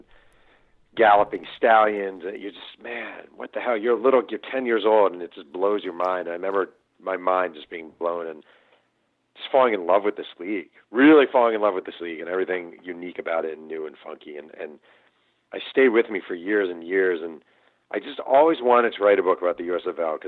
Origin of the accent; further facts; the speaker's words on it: Mahopac, New York, United States; now in California, United States; when I was a kid and growing up in Mayo Pack, New York